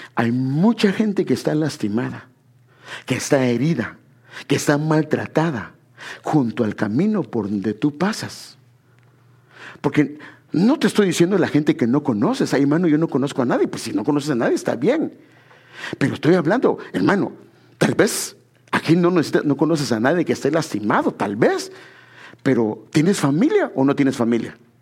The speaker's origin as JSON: {"language": "Spanish", "region": "Guatemala Department", "country": "Guatemala", "tie": "born or raised there", "moved": "yes", "said": "En Guatemala yo bueno, yo vivía en una zona que le llaman la zona 8, ahí, ahí nací, está en, la avenida Castellana, pero donde crecí no fue ahí, yo crecí en una colonia que se llama La Carolingia"}